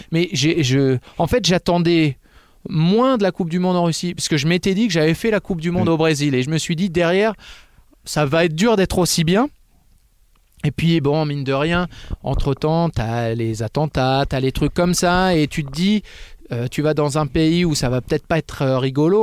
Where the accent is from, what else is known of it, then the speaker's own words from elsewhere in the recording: Fitz-James, Hauts-de-France, France; j'ai grandi à Fitjams, à côté de Clermont, dans l'Oise